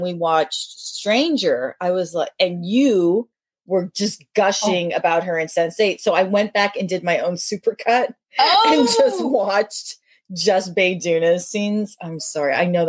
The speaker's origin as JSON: {"language": "English", "country": "Philippines", "said": "I'm Filipina"}